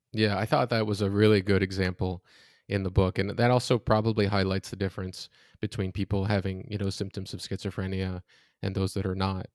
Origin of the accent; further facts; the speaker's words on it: Florida, United States; I'm from Florida, it's very hot there